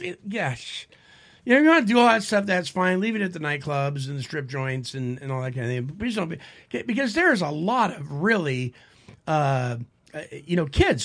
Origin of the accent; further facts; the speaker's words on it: San Francisco Bay Area, California, United States; because I'm from the San Francisco Bay Area